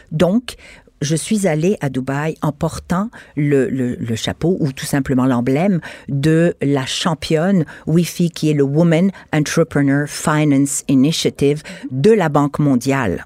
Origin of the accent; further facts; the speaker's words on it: Quebec, Canada; Je suis québécoise, canadienne, je suis femme, je suis européenne, je suis universelle, puisque je viens d'origine multiple.